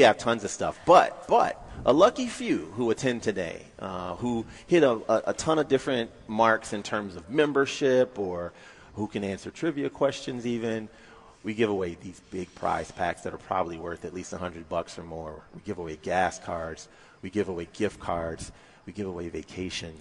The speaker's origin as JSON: {"language": "English", "region": "North Carolina", "country": "United States", "moved": "yes", "lives_now": "Michigan, United States", "said": "I'm originally from North Carolina"}